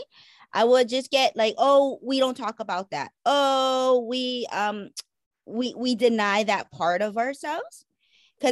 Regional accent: Hawaii, United States; I am Native Hawaiian and I live here in Hawaii

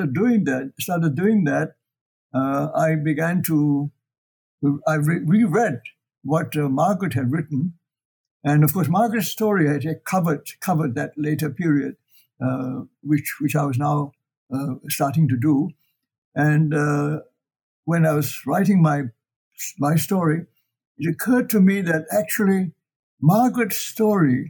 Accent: Ipoh, Perak, Malaysia; also born or lived in China; I grew up in Malaya, in Ipoh, and how I went to China, and why I came back

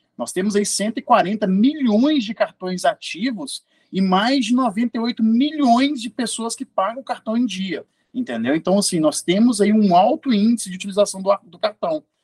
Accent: Belo Horizonte, Minas Gerais, Brazil; now in Lagoa Santa, Brazil; eu sou de Belo Horizonte, atualmente morando em Lagoa Santa

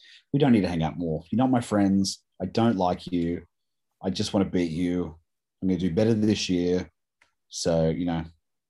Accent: United States; I'm American.

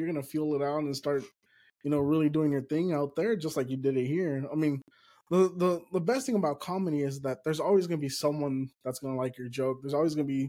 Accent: Houston, Texas, United States; first language Spanish; English is a second language; also born or lived in California / Mexico; I grew up here in Houston working on tractors

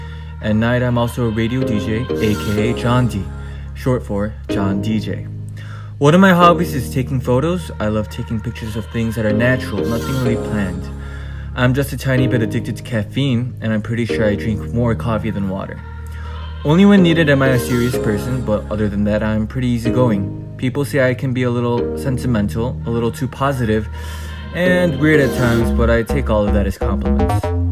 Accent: Chicago, Illinois, United States; now in Seoul, South Korea; I was born and raised in Chicago, and currently at the age of 23, I live in Seoul, Korea.

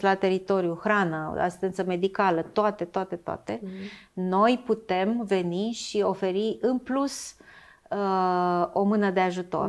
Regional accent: Romania; noi ca români

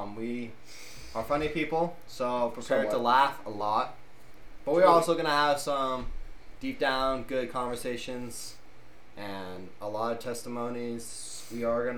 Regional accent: Fallon, Nevada, United States; I was born and raised in Fallon, Nevada

